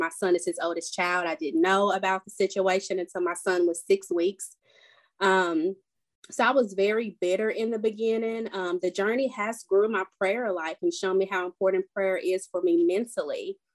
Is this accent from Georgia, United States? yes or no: no; Nashville, Tennessee, United States; I'm from Nashville, Tennessee